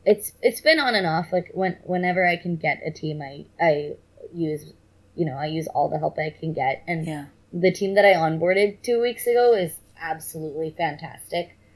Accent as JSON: {"language": "English", "area": "Bay Area", "region": "California", "country": "United States", "tie": "born or raised there", "said": "I grew up in the Bay Area in like pretty privileged circumstances."}